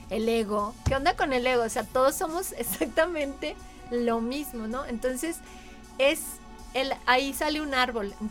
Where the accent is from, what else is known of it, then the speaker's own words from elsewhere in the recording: Mexico; somos todos lo mismo, somos mexicanos